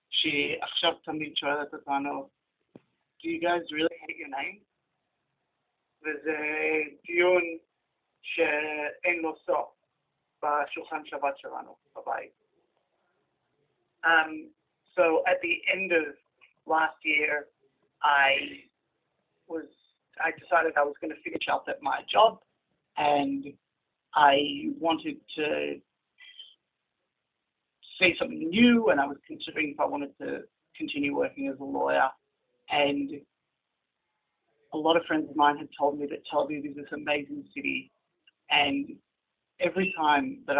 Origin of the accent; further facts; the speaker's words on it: Melbourne, Victoria, Australia; Hebrew is a second language; moved away as an adult; now in Israel; גדלתי במלבורן, ולמרות שההורים שלי לא ישראלים